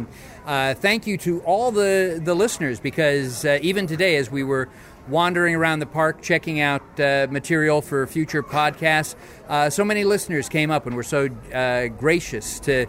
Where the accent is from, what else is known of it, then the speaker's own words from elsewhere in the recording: Los Angeles, California, United States; growing up in Southern California in the Hollywood area